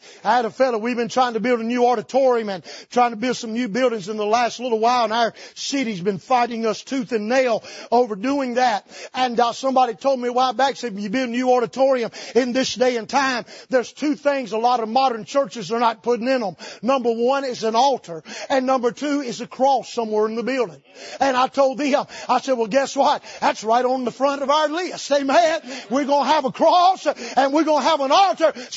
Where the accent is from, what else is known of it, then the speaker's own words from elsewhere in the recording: North Carolina, United States; I grew up in North Carolina in the tobacco capital of the world in the Bible Belt